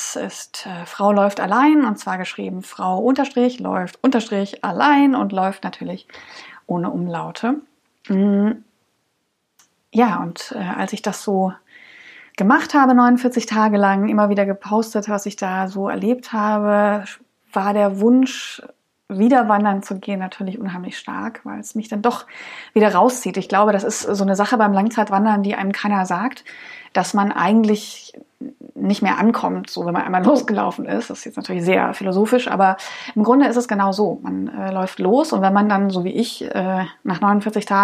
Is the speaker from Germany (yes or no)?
yes; Dresden, Saxony, Germany; born there; now in Cologne, Germany; ich äh, lebe in Köln, komme gebürtig aus Dresden oder aus der Region Dresden